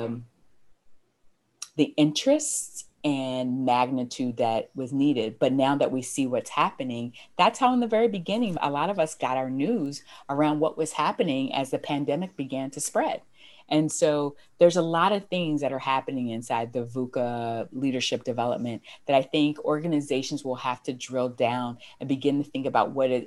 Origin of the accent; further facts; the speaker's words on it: United States; I'm American